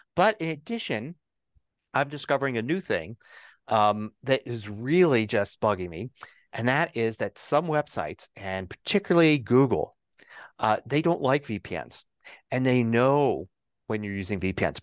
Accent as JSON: {"language": "English", "town": "Denver", "region": "Colorado", "country": "United States", "tie": "born or raised there", "said": "set it to my hometown, set it to Denver"}